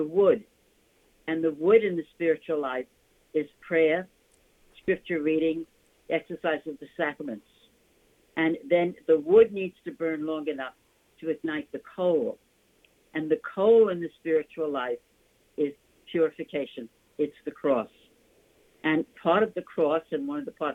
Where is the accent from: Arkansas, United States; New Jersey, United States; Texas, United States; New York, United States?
New York, United States; New York City; accent: New York; I was born in Manhattan from an Irish-American family